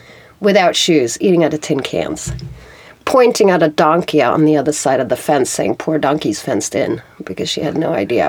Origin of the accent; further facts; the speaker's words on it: Sweden; born there; When people ask me where I come from, I say I'm Swedish, but it's a birth defect because I was born in Sweden, by a Swedish father who spent all his life abroad